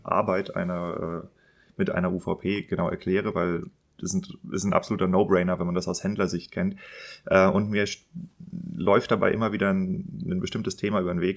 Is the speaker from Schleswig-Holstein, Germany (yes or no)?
yes; Kiel, Schleswig-Holstein, Germany; ich bin ja in Kiel geboren